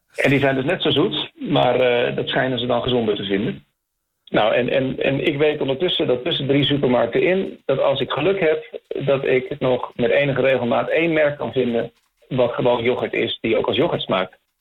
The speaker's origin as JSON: {"language": "Dutch", "country": "Netherlands", "moved": "yes", "lives_now": "Chile"}